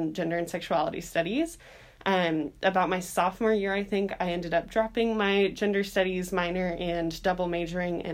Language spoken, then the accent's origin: English; Visalia, California, United States; also born or lived in Minnesota; I consider California my home. So I grew up in Visalia, California.